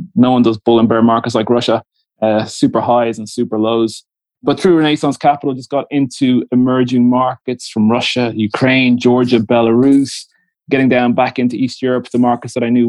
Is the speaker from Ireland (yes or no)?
yes; Dublin, Leinster, Ireland; moved away as an adult; also born or lived in London / Moscow / Marseille; I'm Dublin born, I'm Irish, Dublin parents, Dublin grandparents